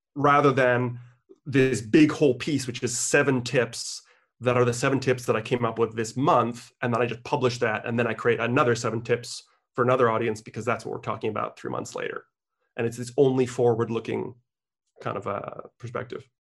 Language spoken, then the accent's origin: English; Canada; I was born in Canada